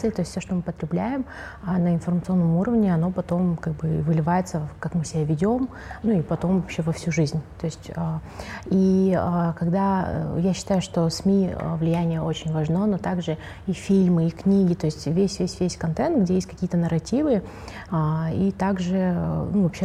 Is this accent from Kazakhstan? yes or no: yes; Kazakhstan; я журналистка, а, медиапредпринимательница и активистка из Казахстана.